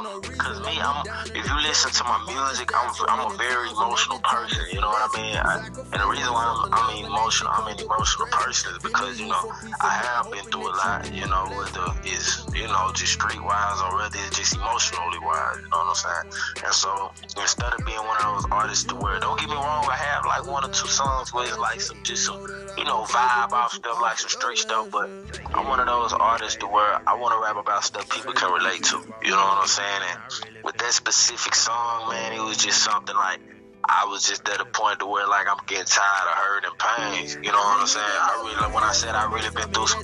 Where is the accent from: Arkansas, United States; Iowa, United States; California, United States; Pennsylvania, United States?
Arkansas, United States; Pine Bluff; now in Dallas, United States; Born and raised in Pine Bluff, Arkansas. But I moved out here to Dallas, Texas